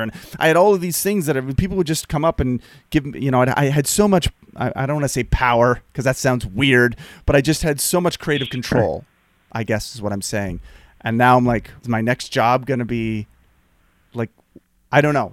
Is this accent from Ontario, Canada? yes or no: no; Nova Scotia, Canada; moved away as an adult; also born or lived in Los Angeles; I'm from the East Coast. I'm, I'm not from Prince Adam, but I'm from Nova Scotia, which is, like, three hours away.